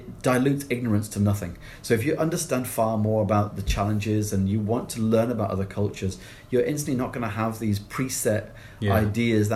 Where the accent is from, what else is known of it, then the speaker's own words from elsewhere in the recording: England, United Kingdom; now in Glasgow, United Kingdom; I can't help being English